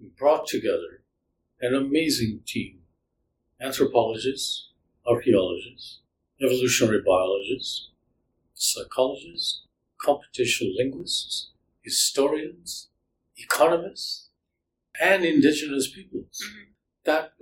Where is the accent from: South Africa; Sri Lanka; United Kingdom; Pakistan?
Sri Lanka; now in Canada; I grew up in Sri Lanka